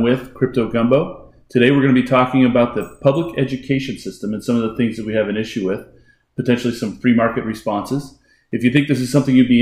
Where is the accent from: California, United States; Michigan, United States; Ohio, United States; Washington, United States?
California, United States; Elk Grove; I'm from beautiful and exotic Elk Grove, California. Went to Elk Grove High School, graduated in the mid-90s